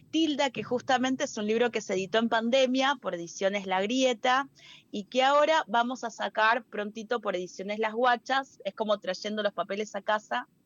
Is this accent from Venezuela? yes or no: no; Peru; yo recuerdo que tenía, hablaba como peruana, hablaba como peronita, era una peruanita de 4 o 5 años. Eh, y de un momento perdí el acento, perdí el cantito